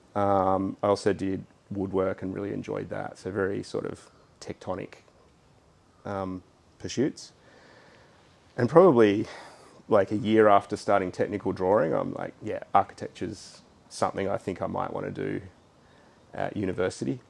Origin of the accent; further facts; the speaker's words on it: Sydney, New South Wales, Australia; I grew up in Hunters Hill okay. on the western shores of the harbour.